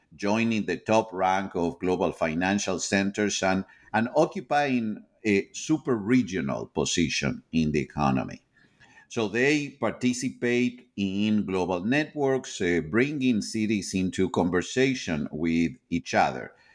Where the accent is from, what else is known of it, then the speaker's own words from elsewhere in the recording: Argentina; moved away as an adult; now in United States; I am originally from Argentina. I have, eh, been living in, in the United States, um, since the early nineteen nineties